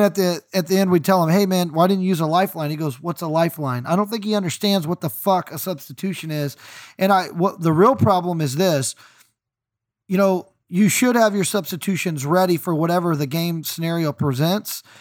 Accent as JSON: {"language": "English", "country": "United States", "said": "as an American"}